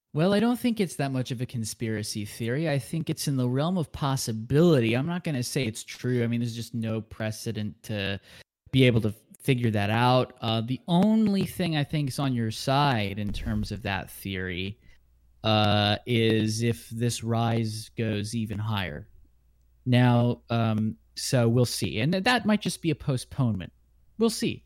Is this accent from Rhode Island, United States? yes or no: no; Southern California, United States; the bustling, seasonal haunted house scene I grew up with in Southern California